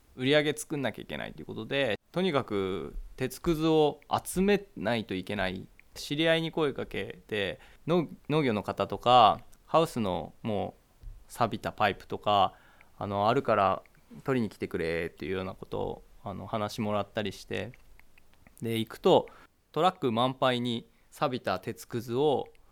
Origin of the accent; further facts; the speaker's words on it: Kisakata, Akita, Japan; 私は久方町上郷の出身で今収録は上郷小学校で行われているんですけど、まあ、今こうしてあの母校に入ることができて